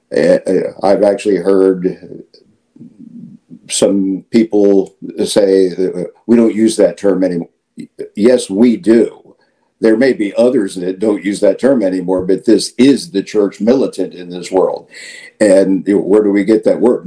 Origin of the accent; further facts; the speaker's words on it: Midwest, United States; moved away as an adult; now in Florida, United States; I was born in the Midwest, I uh, right after high school, I served uh, on active duty in the Marine Corps